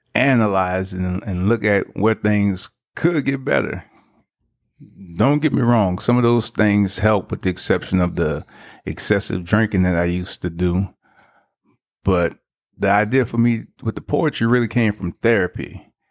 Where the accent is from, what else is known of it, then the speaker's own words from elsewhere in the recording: New Orleans, Louisiana, United States; I'm originally from New Orleans, Louisiana